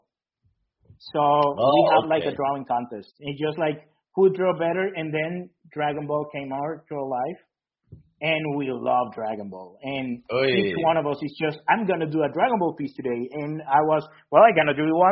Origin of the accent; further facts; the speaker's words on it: El Salvador; moved away; I am from El Salvador in Central America.